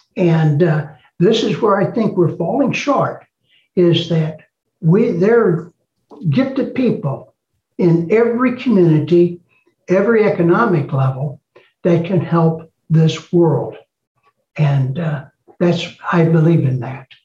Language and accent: English; East St. Louis, Illinois, United States; I was born in East St. Louis